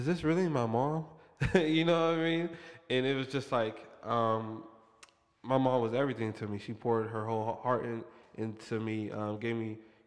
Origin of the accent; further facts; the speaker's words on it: Youngstown, Ohio, United States; I went to high school at Youngstown Christian